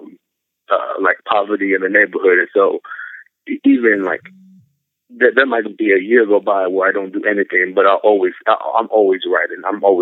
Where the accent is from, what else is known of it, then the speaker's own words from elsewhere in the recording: San Antonio, Texas, United States; I grew up in San Antonio, Texas.